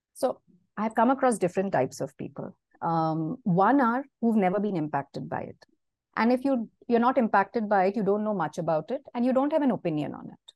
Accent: Mumbai, Maharashtra, India; moved away as an adult; now in Singapore; I have been born and brought up in Mumbai. Uh, I spent almost 37 years of my life there.

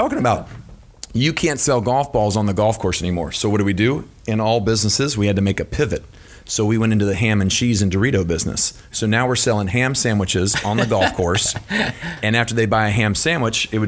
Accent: Louisville, Kentucky, United States; I'm born and raised in Louisville, Kentucky

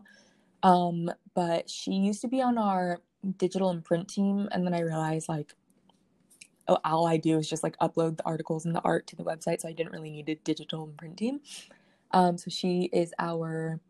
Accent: California, United States; moved away as an adult; now in East Coast, United States; I grew up in California.

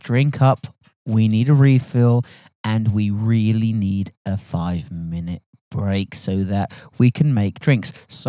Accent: England, United Kingdom; I'm English. I'm English.

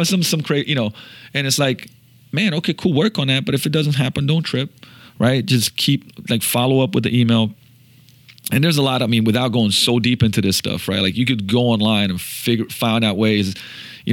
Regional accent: Slovenia; moved away; also born or lived in Seattle; I'm from Slovenia.

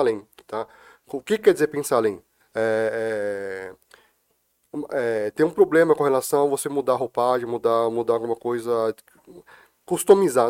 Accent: Brazil; eu sou brasileiro, sou descendente de chineses, sou brasileiro

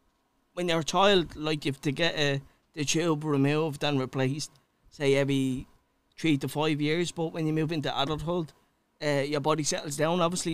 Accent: Dublin, Leinster, Ireland; also born or lived in Clondalkin; I was born in St. James's Hospital.

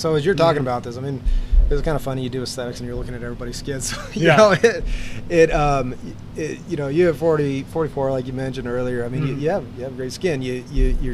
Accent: Arizona, United States; I grew up in Arizona

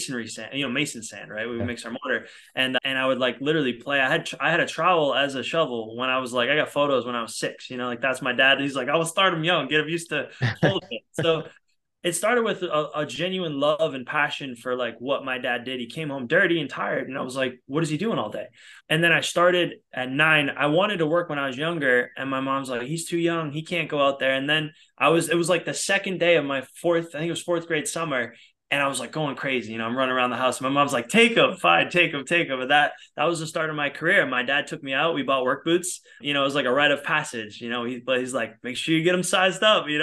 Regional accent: outside of Boston, Massachusetts, United States; moved away as an adult; now in Los Angeles, United States; I'm originally from outside of Boston, but I've been in LA now for, I don't even know, 8-9 years

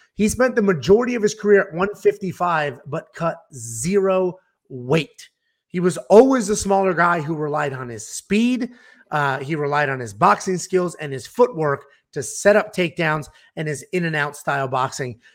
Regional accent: Northeast, United States; we're both Italian from the Northeast

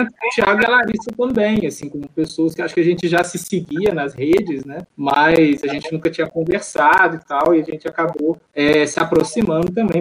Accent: interior of Minas Gerais, Brazil; born or raised there; now in Rio de Janeiro, Brazil

